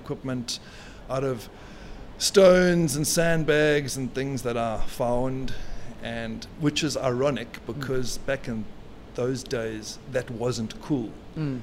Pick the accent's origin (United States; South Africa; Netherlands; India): South Africa; As a South African